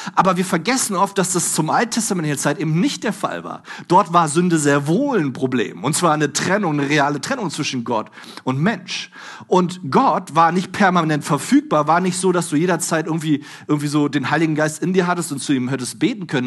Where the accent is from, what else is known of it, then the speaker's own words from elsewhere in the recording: Germany; Bei uns in Deutschland